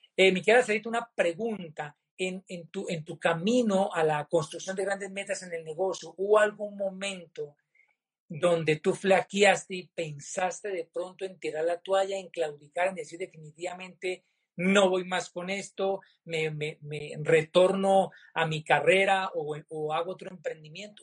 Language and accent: Spanish; Popayán, Cauca, Colombia; mi tierra natal, a mi Popayán del Alma